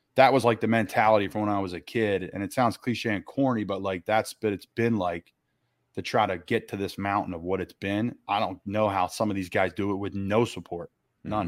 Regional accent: Doylestown, Pennsylvania, United States; I'm from Doylestown

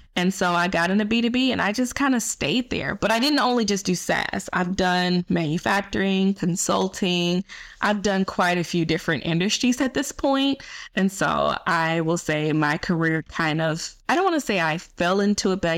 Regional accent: Atlanta, Georgia, United States; I moved back to Atlanta, my hometown. That's currently where I am now. I still live here.

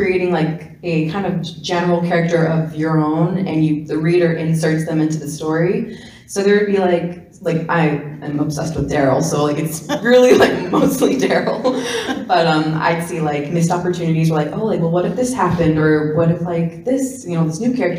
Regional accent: Wall, New Jersey, United States; I'm from Jersey

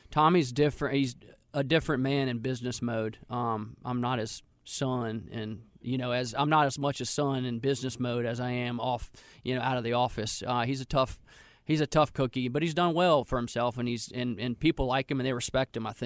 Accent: North Carolina, United States; but we're from North Carolina

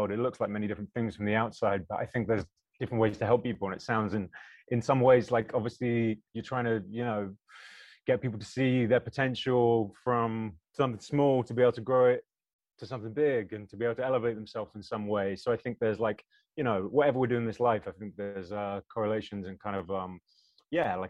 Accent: United Kingdom; accent: British; my British accent kicks in a bit more when I go to America

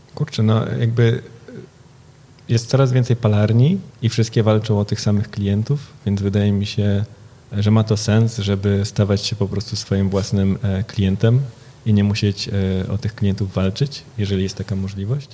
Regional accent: Warsaw, Masovian Voivodeship, Poland; now in Berlin, Germany; ja jestem z Warszawy, więc często tutaj e, staram się być, e, wracać

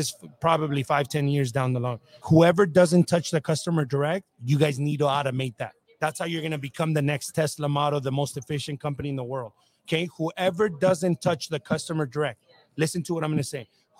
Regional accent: Whittier, California, United States; Oh, I grew up in Whittier.

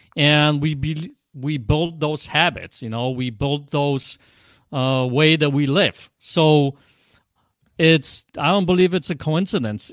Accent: Poland; accent: Polish; English is a second language; now in Michigan, United States

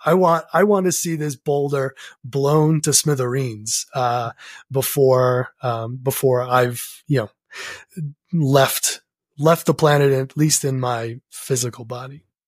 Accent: New England, United States; growing up in New England

